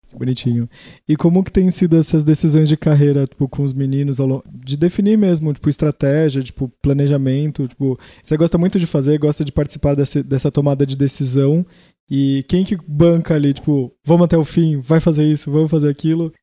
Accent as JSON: {"language": "Portuguese", "town": "Santos", "region": "São Paulo", "country": "Brazil", "said": "eu sou de Santos"}